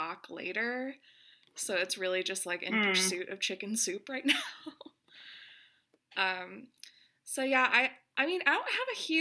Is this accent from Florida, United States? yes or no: no; Chicago, Illinois, United States; now in Los Angeles, United States; I'm from Chicago. I live in LA.